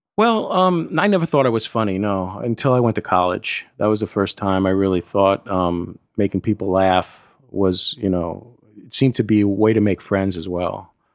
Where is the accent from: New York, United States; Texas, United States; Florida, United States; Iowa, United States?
New York, United States; New York City; I grew up in Brooklyn, New York